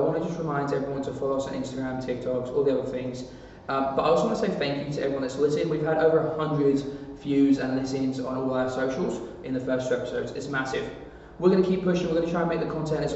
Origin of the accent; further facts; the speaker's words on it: England, United Kingdom; I'm English